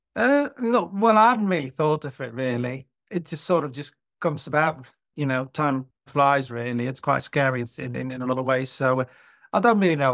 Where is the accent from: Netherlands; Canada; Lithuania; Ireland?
Netherlands; moved away as an adult; also born or lived in London, United Kingdom; now in Cheshire, United Kingdom; I'm originally from Holland, or as it's now called, the Netherlands